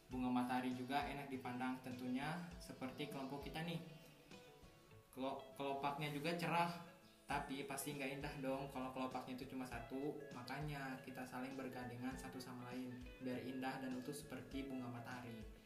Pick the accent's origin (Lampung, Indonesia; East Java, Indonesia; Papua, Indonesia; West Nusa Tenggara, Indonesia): Lampung, Indonesia; Bukit Kemuning; Asal saya dari Lampung Utara, Bukit Kemuning.